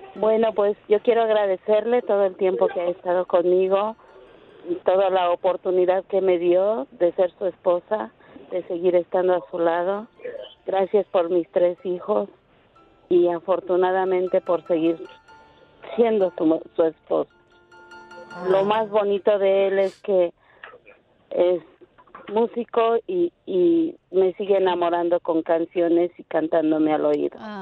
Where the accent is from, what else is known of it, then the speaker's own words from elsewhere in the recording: Michoacán, Mexico; first language Spanish; now in Fresno, United States; Soy de Michoacán